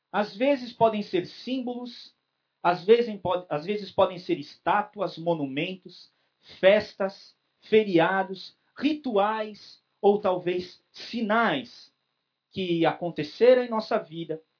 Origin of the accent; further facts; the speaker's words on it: São Paulo, Brazil; Eu nasci em São Paulo, sou paulistano, mas o meu avô ele tinha um sítio no interior de São Paulo. Eu não sou igual o Sidney da roça, mas eu fui criado também na roça.